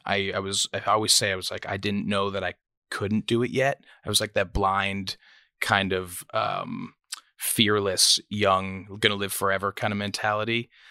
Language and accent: English; Toronto, Ontario, Canada; moved away as an adult; also born or lived in Nashville, United States; now in United States; I was born in Scarborough, Ontario, um, which is kind of a rough part of Toronto.